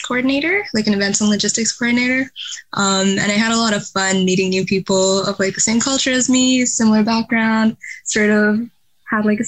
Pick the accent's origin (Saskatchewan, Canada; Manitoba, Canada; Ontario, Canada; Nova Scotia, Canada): Ontario, Canada; Whitby; moved away as an adult; also born or lived in Sri Lanka; now in Kingston, Canada; my family came to Canada when I was like three and ever since we've been in Whitby